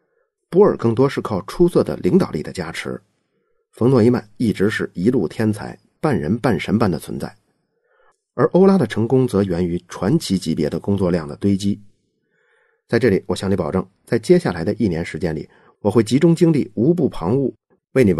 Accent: China; 作为一个中国人

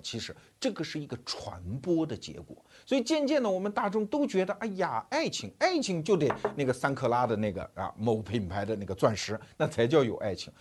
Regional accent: China; 我们中国人，至少这一代人非常熟悉的工业社会的那个整个的场景

